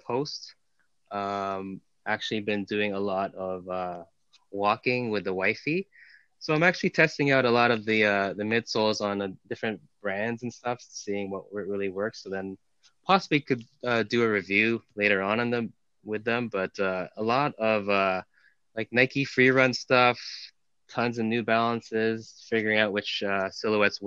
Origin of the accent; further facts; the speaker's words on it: Toronto, Ontario, Canada; born and raised in Toronto. Grew up in North York